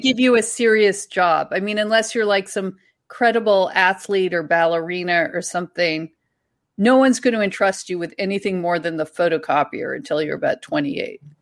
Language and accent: English; Ontario, Canada; accent: Ontario / East Coast Canadian